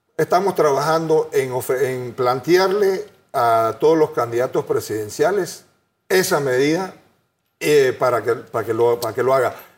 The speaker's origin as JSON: {"language": "Spanish", "country": "Panama", "said": "Yo soy panameño, creo en este país"}